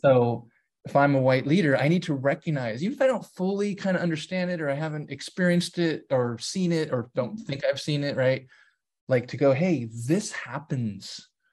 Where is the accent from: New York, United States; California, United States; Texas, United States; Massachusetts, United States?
California, United States; San Diego; we grew up in San Diego